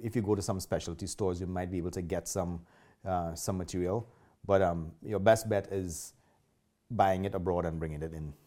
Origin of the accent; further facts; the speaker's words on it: Trinidad & Tobago; now in Calgary, Canada; I'm not originally from Canada. I am from Trinidad. And a lot of people recognize my accent right away.